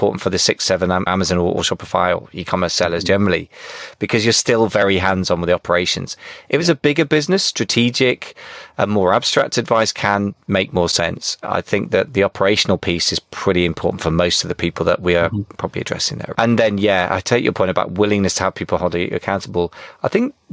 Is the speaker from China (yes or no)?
no; United Kingdom; I'm too British